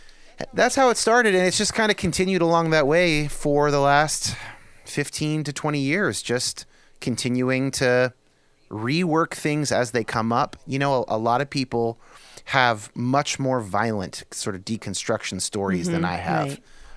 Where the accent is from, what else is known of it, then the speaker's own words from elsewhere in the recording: San Jose, California, United States; I was raised, I describe it as moderate evangelical in California. So I was born in San Jose area, Northern California.